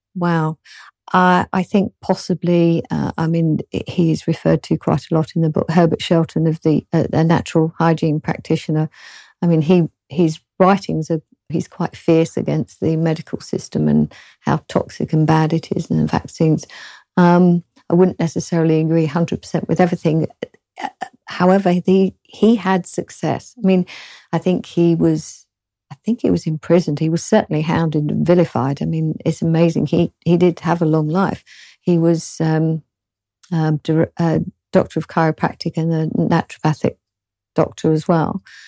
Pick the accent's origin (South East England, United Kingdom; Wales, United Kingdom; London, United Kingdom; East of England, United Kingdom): London, United Kingdom; accent: British; I'm from the South, kind of originally from London, not Cockney